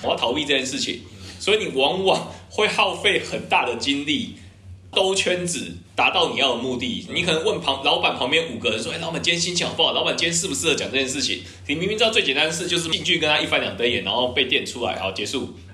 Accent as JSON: {"language": "Chinese", "country": "Taiwan", "tie": "born or raised there", "said": "因为我也是台湾人，我就是这样教会长大的嘛"}